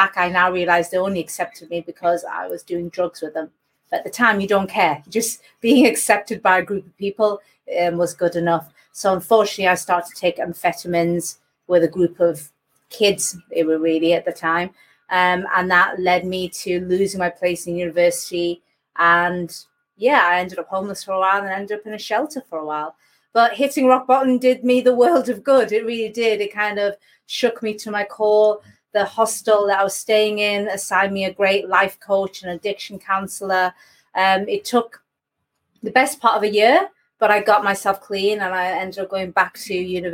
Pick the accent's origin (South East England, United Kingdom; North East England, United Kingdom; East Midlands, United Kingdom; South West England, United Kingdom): North East England, United Kingdom; Gateshead; I was born in Gateshead to Indian Bengali immigrants. It was an unusual place to bring me up